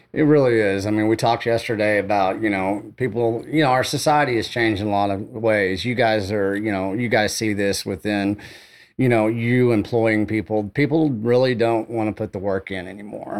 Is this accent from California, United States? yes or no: no; Canyon, Texas, United States; also born or lived in Amarillo, Texas; I grew up outside of Hereford, Texas, you know, right there in Canyon